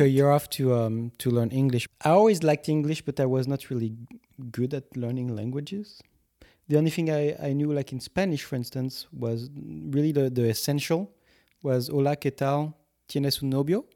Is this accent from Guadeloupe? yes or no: yes; Guadeloupe; English is a second language; I was coming from Guadeloupe at the time